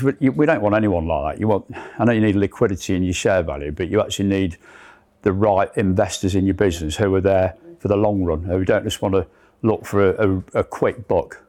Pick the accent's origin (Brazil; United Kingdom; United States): United Kingdom; Leicester, East Midlands; I'm a lad from Leicester.